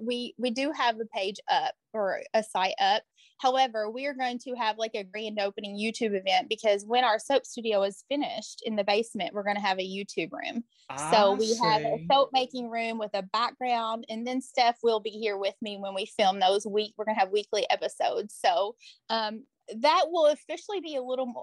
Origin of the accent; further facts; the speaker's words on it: Morganfield, Kentucky, United States; also born or lived in Henderson, Kentucky; I moved back to Union County, and this is my hometown where I was born and raised